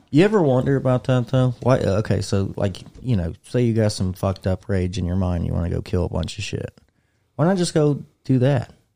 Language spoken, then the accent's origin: English; United States; I'm American